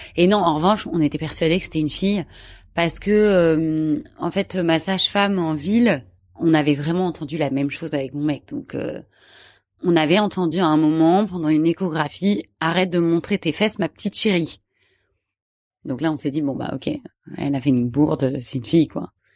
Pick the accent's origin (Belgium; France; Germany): France; Paris, Île-de-France; je suis parisienne